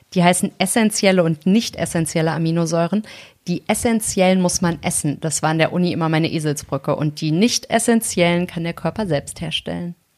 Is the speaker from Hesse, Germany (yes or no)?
yes; North Hesse, Germany; Und ich komme ja aus Nordhessen